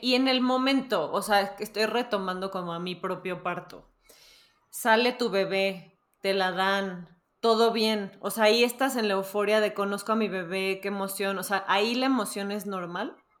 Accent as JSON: {"language": "Spanish", "country": "Mexico", "said": "como buenos mexicanos"}